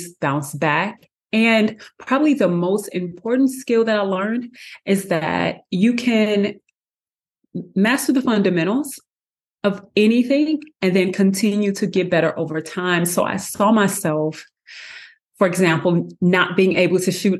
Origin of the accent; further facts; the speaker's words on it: St. Louis, Missouri, United States; I am originally from St. Louis, Missouri.